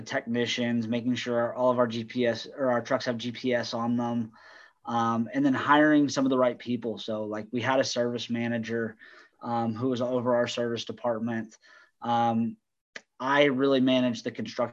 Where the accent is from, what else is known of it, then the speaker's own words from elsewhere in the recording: Colorado, United States; moved away as an adult; also born or lived in Texas; now in Dallas-Fort Worth, United States; I'm from Texas originally, but grew up in Colorado.